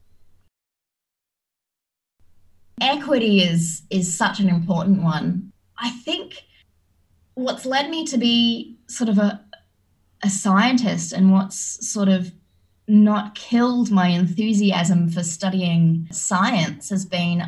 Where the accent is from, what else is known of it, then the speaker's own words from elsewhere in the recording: Australia; as an Australian growing up